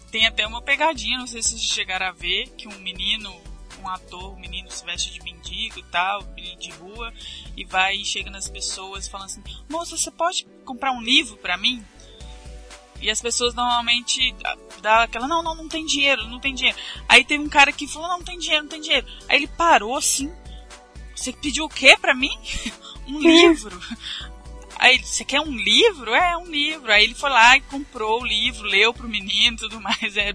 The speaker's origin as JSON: {"language": "Portuguese", "town": "Curitiba", "region": "Paraná", "country": "Brazil", "said": "Eu sou de Curitiba."}